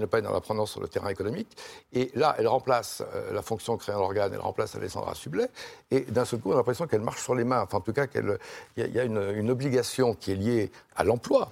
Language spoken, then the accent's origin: French; Lyon, Auvergne-Rhône-Alpes, France; moved away; je suis lyonnais d'origine